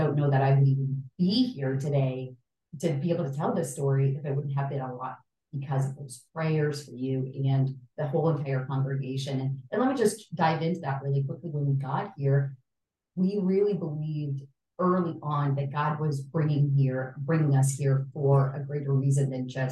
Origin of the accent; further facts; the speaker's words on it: El Salvador; I grew up in El Salvador in the middle of struggle